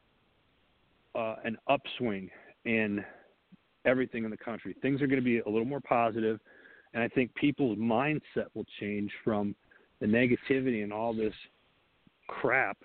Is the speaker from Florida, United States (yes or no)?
no; Wisconsin, United States; I say Wisconsin because it's in my hometown, in that district up there